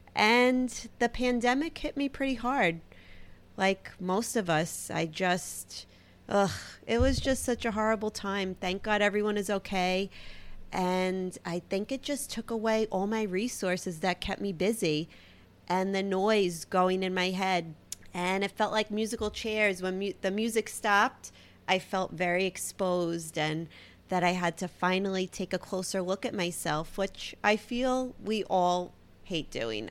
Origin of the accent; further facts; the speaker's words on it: New York City, New York, United States; accent: Brooklyn; my Brooklyn accent. I mean, I can't really hear it, but I've heard it's very heavy.